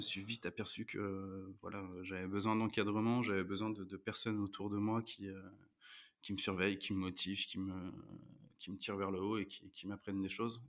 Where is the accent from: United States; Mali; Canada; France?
France; Rouen, Normandy; je suis né à Rouen, j'ai grandi à Rouen